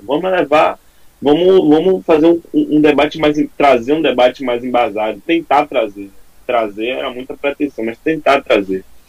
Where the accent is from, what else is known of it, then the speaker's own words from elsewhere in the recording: Salvador, Bahia, Brazil; Sou da, da Salvador, Bahia, não moro em São Paulo